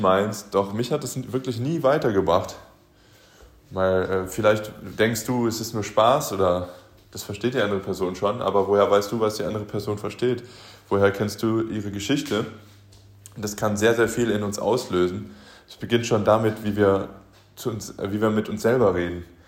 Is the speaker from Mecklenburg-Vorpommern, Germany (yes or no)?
no; Aachen, North Rhine-Westphalia, Germany; moved away; in meiner Heimatstadt, ich komme ursprünglich aus Aachen